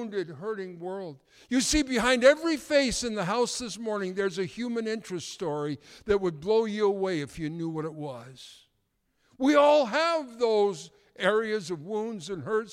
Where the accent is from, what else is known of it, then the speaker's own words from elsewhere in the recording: Canada; being a Canadian